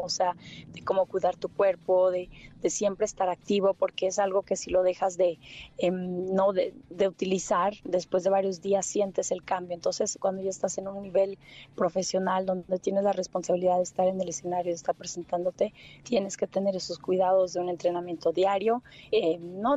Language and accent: Spanish; Mexico; moved away; also born or lived in London; llegué de México